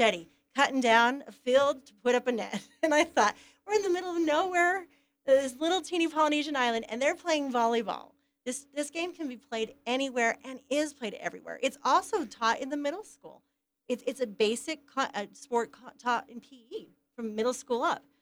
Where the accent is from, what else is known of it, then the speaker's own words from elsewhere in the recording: Ephraim, Utah, United States; I'm from Ephraim, Utah. Went to Manti High.